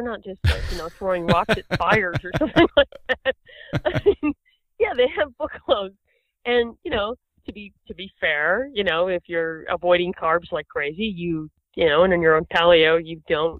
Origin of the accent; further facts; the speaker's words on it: Boston, Massachusetts, United States; also born or lived in New York; I'm from Boston and New York, and there's plenty of money there too.